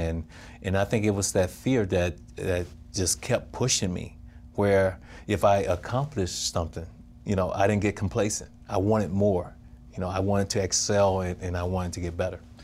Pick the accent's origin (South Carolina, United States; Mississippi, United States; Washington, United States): Mississippi, United States; Crawford; born or raised there